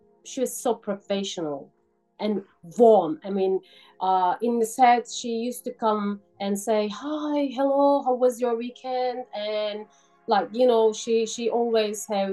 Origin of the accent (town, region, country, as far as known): Turkey; English is a second language; moved away as an adult; now in Sydney, Australia